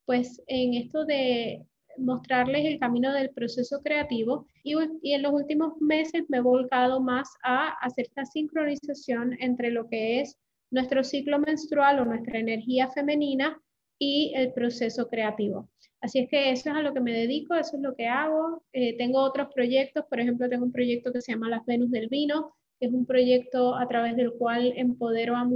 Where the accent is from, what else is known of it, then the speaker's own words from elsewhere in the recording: Puerto Rico; accent: Puerto Rican; now in Panama; soy puertorriqueña, aunque no tengo acento así como muy pesado puertorriqueño, pero soy puertorriqueña, llevo en Panamá, eh, llegué a Panamá hace 13 años